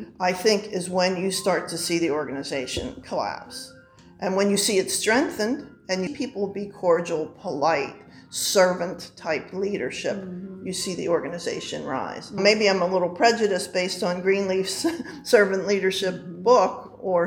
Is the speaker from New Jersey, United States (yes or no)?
no; Pittsburgh, Pennsylvania, United States; I grew up in Squirrel Hill, happens to be a Jewish community